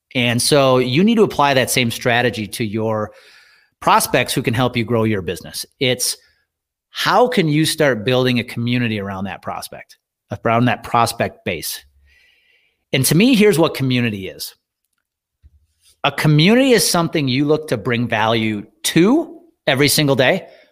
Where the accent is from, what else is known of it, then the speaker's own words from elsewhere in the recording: Wisconsin, United States; when I was growing up in Wisconsin